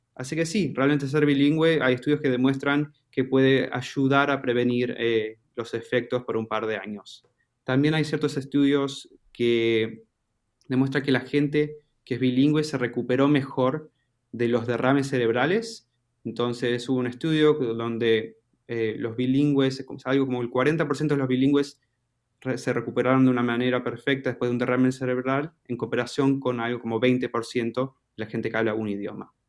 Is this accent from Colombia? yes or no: no; Argentina; accent: Argentine; mi acento es de Argentina